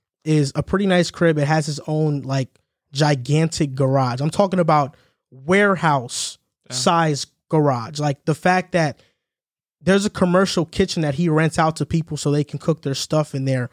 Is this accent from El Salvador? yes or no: yes; El Salvador; I'm from El Salvador, and he's gonna try to build a beach out.